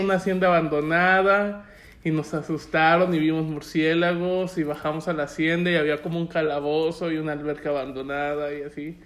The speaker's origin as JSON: {"language": "Spanish", "region": "Puebla", "country": "Mexico", "tie": "born or raised there", "moved": "yes", "lives_now": "Guadalajara, Mexico", "said": "Yo soy poblano por nacimiento"}